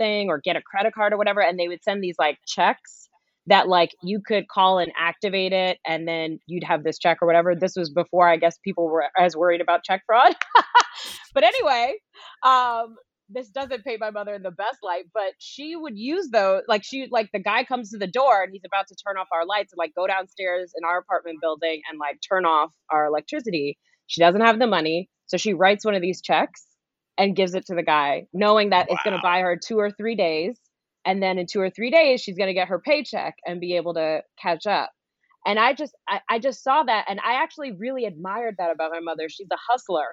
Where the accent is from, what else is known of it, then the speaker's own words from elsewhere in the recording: New York City, New York, United States; where I started was in Flushing, Queens, New York. I grew up in New York, Queens girl